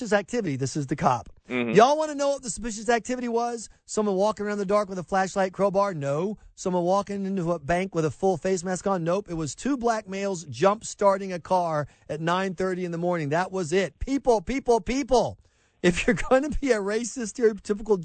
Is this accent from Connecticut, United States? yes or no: no; South Carolina, United States; moved away as an adult; also born or lived in New York / Boston; I grew up in South Carolina